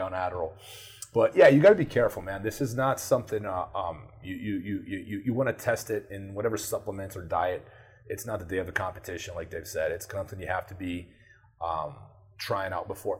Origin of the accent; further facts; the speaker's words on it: Brazil; moved away; I grew up in Brazil.